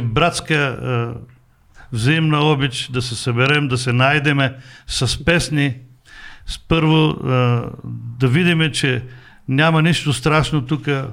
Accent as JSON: {"language": "Bulgarian", "country": "Bulgaria", "said": "аз съм от България"}